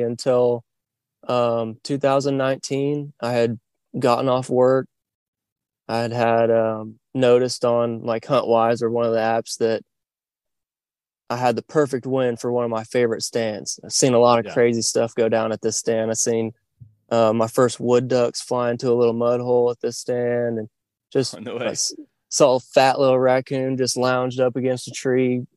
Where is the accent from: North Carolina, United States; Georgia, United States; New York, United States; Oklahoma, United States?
Oklahoma, United States; northwestern; I'm originally from Oklahoma, northwestern Oklahoma to be kind of particular, and growing up hunting